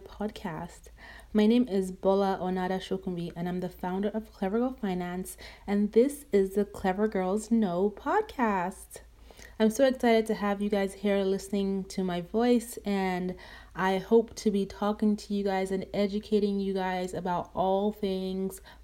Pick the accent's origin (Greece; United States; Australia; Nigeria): Nigeria; growing up in Nigeria, my dad was the breadwinner.